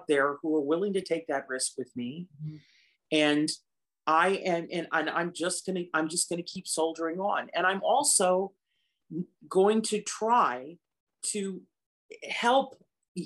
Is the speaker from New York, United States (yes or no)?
yes; the Catskills, New York, United States; My dad worked in the resort hotels in the Catskills. That's how I grew up in the Catskills